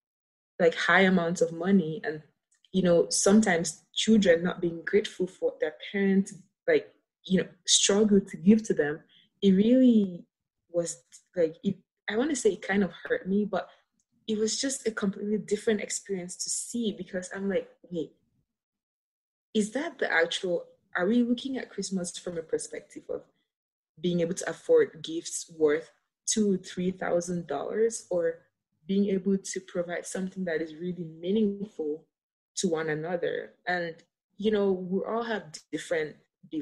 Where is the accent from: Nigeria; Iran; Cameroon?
Cameroon; moved away as an adult; now in United States; growing up in Cameroon